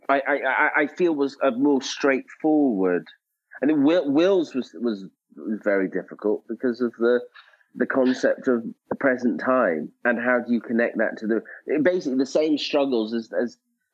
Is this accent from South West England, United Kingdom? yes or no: no; Scotland, United Kingdom; I am Scottish